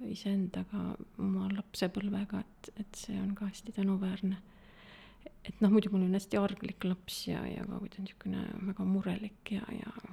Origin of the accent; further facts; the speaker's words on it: Tallinn, Harju County, Estonia; Tallinnast pärit ja äh,, ja ega kaugemale pole väga jõudnudki